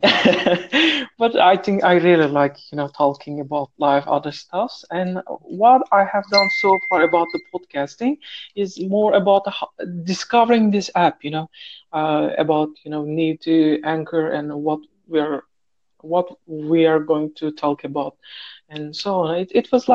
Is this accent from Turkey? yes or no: yes; Turkey; English is a second language; moved away as an adult; now in Saudi Arabia